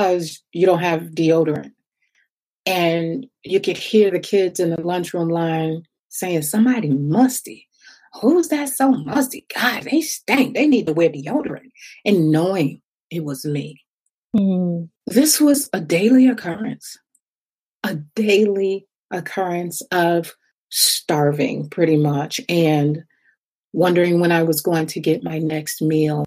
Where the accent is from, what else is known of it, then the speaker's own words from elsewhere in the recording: Connecticut, United States; also born or lived in Ohio; was born in Ohio, moved to Connecticut with my mom and my sister for a little while.